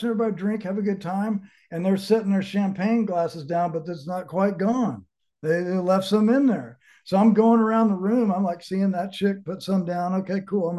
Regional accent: Dallas, Texas, United States; moved away as an adult; also born or lived in California; now in Colorado, United States; I grew up in Dallas, oldest of five kids

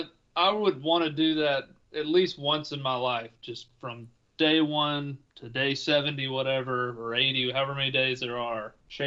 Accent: Tennessee, United States; I'm from Tennessee. I live in West Tennessee.

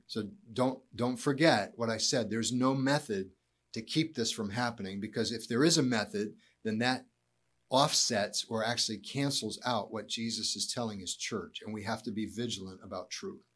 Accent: United States; being an American

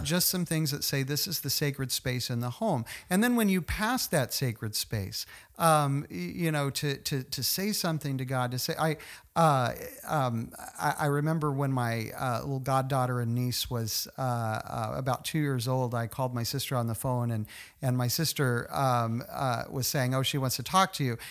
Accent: Tulsa, Oklahoma, United States; moved away; also born or lived in Virginia / College Station, Texas; I grew up in Tulsa

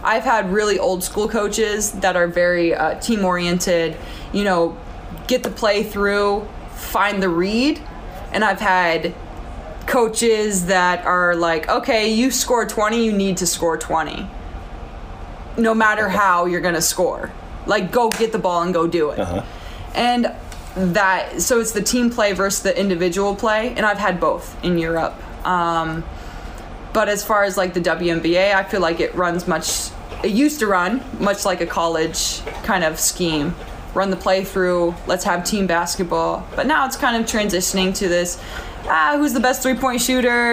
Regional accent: United States; moved away as an adult; I'm an American

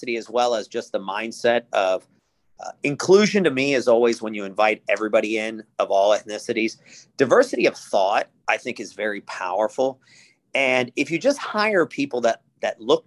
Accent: Atlanta, Georgia, United States; English is a second language; I grew up in the inner city of Atlanta

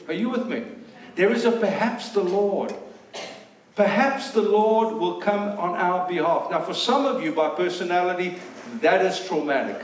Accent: South Africa; moved away; we're South African

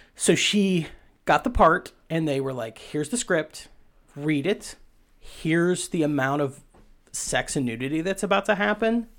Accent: Appalachia, United States; I'm from Appalachia and my, my mouth only works in certain ways.

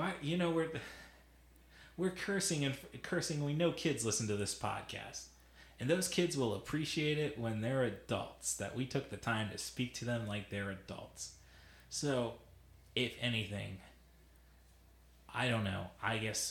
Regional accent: Illinois, United States; I'm from Illinois

